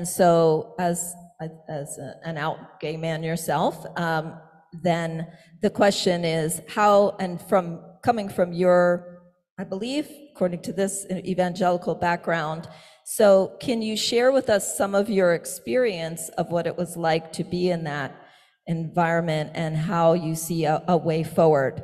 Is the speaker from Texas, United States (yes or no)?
no; Pittsburgh, Pennsylvania, United States; I'm from Pittsburgh